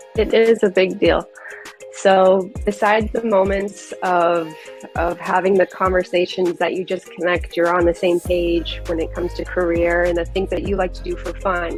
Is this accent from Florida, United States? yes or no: yes; Florida, United States; growing up in Florida, I am quite the Disney girl